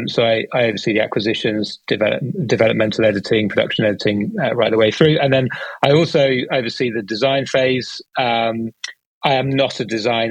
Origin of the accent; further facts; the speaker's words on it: United Kingdom; accent: British; Started in the UK, as you can tell from my accent, that's where I'm based